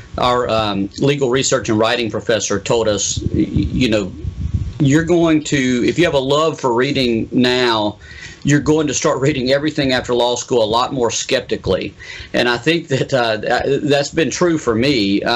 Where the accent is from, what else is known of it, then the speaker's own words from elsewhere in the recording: Pascagoula, Mississippi, United States; I grew up over in Pascagoula reading the Mississippi Press